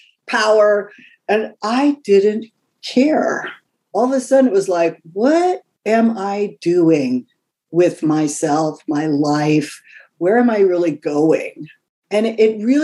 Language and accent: English; California, United States; moved away as an adult; also born or lived in New York City; I'm a kid from California, a little bit of a Gidget beach girl kind of person